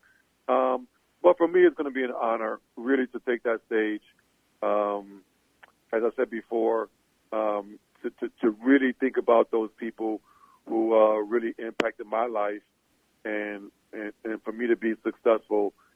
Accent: New Orleans, Louisiana, United States; growing up in New Orleans

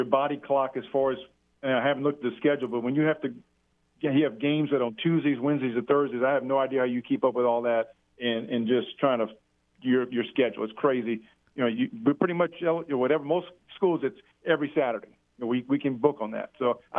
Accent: Lafayette, Louisiana, United States; because I grew up in Lafayette

